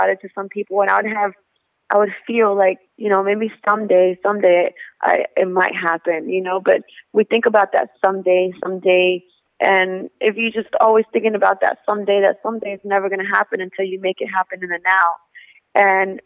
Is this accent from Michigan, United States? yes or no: no; Texas, United States; also born or lived in Monterrey, Mexico; my family is from Monterrey, Mexico. And my mother came here when she was pregnant with me, and I was born in Texas